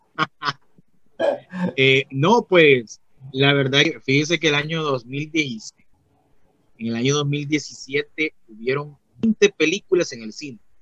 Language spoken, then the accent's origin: Spanish; Honduras; now in Tegucigalpa, Honduras; yo soy de Honduras